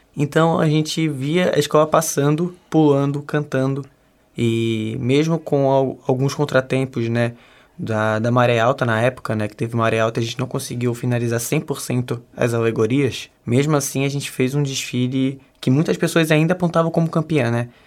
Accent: Florianópolis, Santa Catarina, Brazil; Eu sou daqui mesmo, de Floripa.

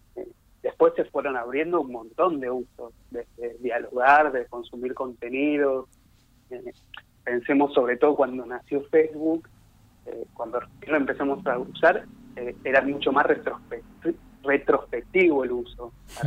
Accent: Buenos Aires, Argentina; yo soy de, Autónoma de Buenos Aires

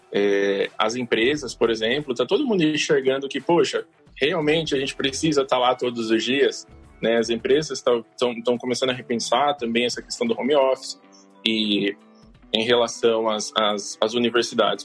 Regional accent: Bauru, São Paulo, Brazil; eu sou de Bauru, tenho uma escola é, em Bauru

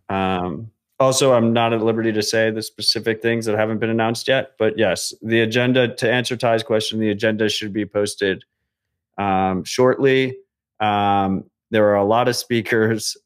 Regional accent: United States; as an American

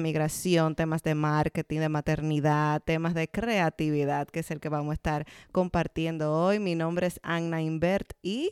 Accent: Dominican Republic; now in Canada; Nosotras somos dos dominicanas en Canadá

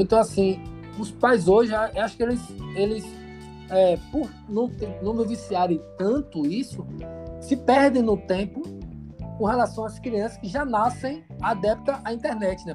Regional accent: Brazil; a gente é brasileiro

